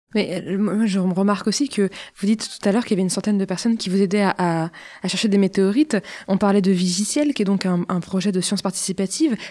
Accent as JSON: {"language": "French", "country": "France", "accent": "French", "said": "mon accent français."}